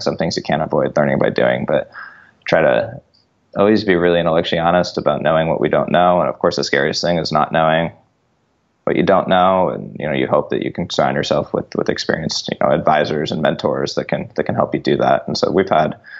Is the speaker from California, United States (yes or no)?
yes; Northern California, United States; We grew up in Northern California